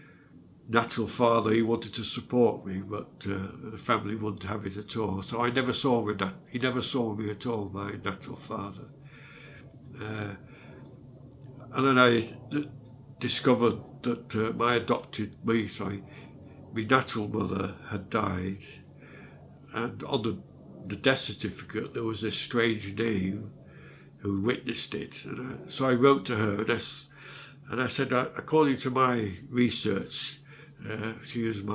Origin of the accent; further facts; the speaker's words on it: Sheffield, Yorkshire and the Humber, United Kingdom; accent: northerner; also born or lived in London; I was born in London, in Islington, but I was adopted after 9 months and taken to Sheffield. This is where I get my accent from. I'm more northerner, really.